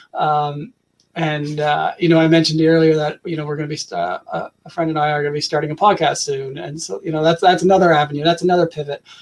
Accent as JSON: {"language": "English", "country": "Canada", "said": "I'm from Canada"}